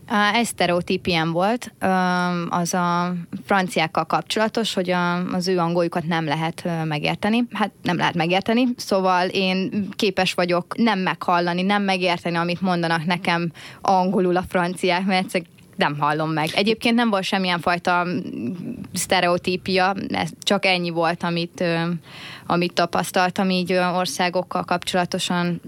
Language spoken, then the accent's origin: Hungarian; Hungary; Egyetlen magyar